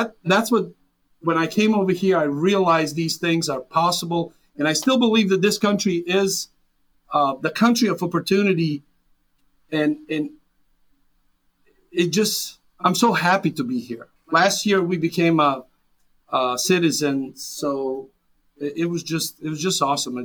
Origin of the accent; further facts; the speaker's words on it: Serbia; English is a second language; moved away as an adult; now in United States; I was born and raised in Serbia, former Yugoslavia, a little town